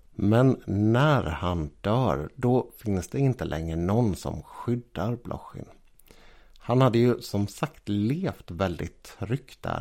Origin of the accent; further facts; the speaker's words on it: Sweden; vi svenskar